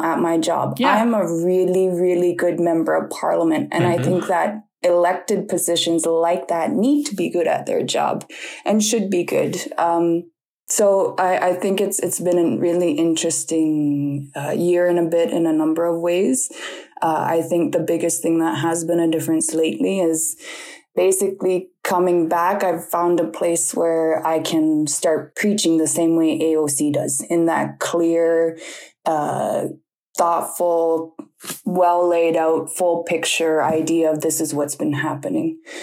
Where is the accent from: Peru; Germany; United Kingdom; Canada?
Canada; Nunavut; my hometown